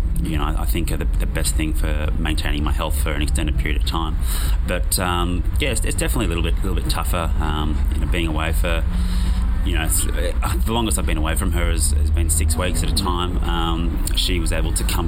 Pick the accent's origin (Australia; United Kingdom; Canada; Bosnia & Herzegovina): Australia; Sydney, New South Wales; I'm from Sydney